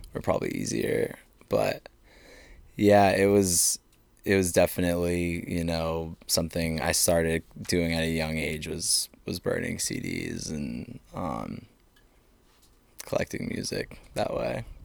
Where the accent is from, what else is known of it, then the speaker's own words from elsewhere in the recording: Saco, Maine, United States; also born or lived in Athens, Georgia; I'm from Saco. Saco, Maine